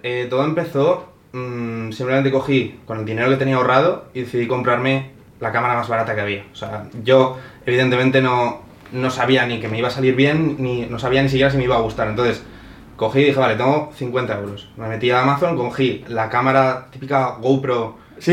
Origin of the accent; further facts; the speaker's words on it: Spain; now in Madrid, Spain; yo soy de España